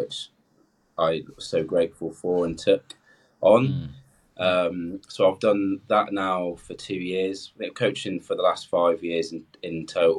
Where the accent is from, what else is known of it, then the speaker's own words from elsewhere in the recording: Cornwall, South West England, United Kingdom; moved away as an adult; also born or lived in Plymouth; now in Loughborough, United Kingdom; I grew up in Cornwall. I mean, I swam when I was younger in Plymouth. So coming to Loughborough, I have sort of left home